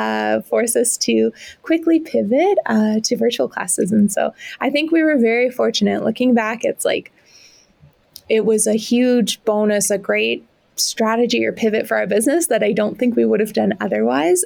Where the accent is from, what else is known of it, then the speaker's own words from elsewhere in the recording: Regina, Saskatchewan, Canada; moved away as an adult; also born or lived in Toronto; born and raised in Regina, my family's here.